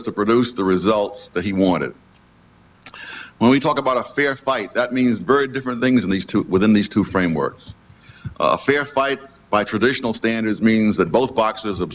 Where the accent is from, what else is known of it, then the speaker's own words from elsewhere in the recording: New York, United States; when I was a kid growing up in Harlem